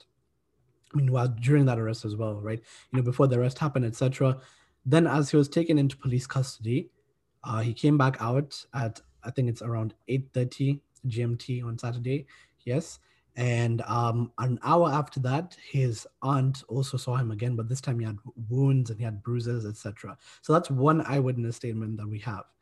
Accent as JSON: {"language": "English", "country": "Kenya", "moved": "as an adult", "lives_now": "Cardiff, United Kingdom", "said": "I'm from Kenya"}